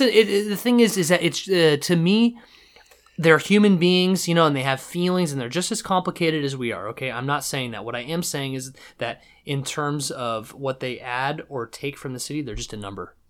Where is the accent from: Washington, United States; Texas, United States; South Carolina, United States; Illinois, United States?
Washington, United States; Seattle; I come from Seattle. I come from Seattle. I know what Seattle was